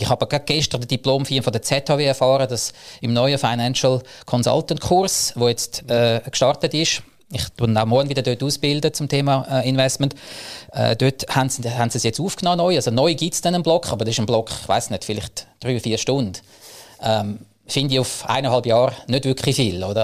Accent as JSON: {"language": "German", "region": "Zug", "country": "Switzerland", "said": "Ich komme aus dem Crypto Valley Zug"}